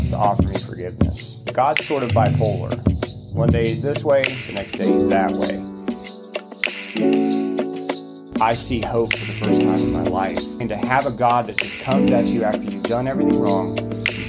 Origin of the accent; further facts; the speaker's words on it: Hendersonville, North Carolina, United States; moved away; also born or lived in Lincoln; I grew up in Hendersonville, North Carolina, East Coast